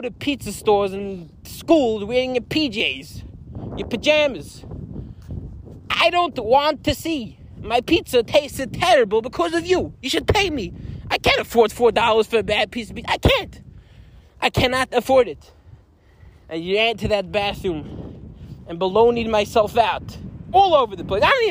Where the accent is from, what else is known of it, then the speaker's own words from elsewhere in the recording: Lakewood, New Jersey, United States; I'm currently not in my hometown of Lakewood